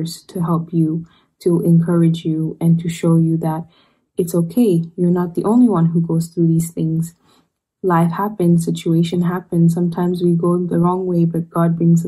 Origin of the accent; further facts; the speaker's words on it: Ethiopia; moved away as an adult; now in Rome, Italy; I am from Ethiopia